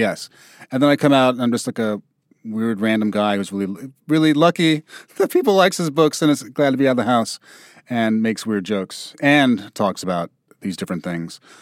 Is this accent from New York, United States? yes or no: yes; New York, United States; I grew up in New York in the eighties